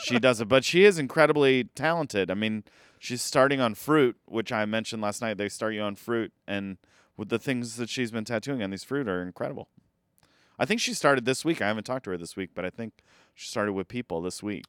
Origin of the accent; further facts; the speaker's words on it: Elkhart, Indiana, United States; moved away; my hometown, Elkhart, Indiana